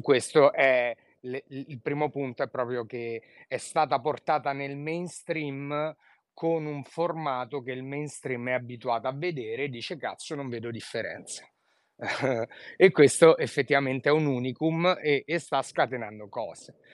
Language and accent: Italian; Rome, Lazio, Italy; da romano